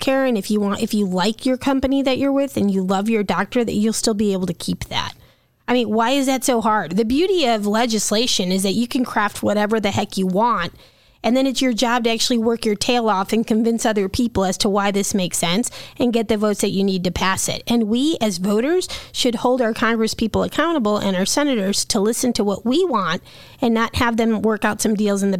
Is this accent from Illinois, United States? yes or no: yes; Illinois, United States; I was born here